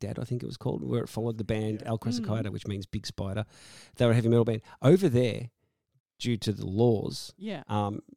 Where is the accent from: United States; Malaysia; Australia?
Australia; this is Australia and we're Australian